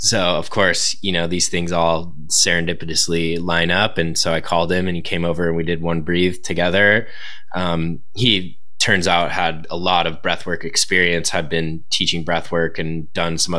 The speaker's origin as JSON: {"language": "English", "region": "Southern California", "country": "United States", "tie": "born or raised there", "said": "being a surfer growing up in Southern California"}